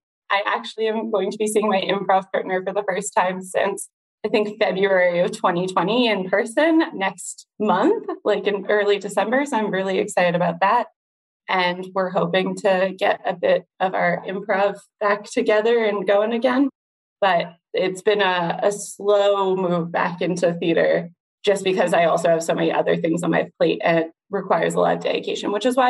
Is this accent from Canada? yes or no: yes; Winnipeg, Manitoba, Canada; I was born and raised on Treaty 1 territory, grateful to the First Nation and Métis peoples and communities on the lands on which I reside. And I grew up in North Kildonan until about grade 5.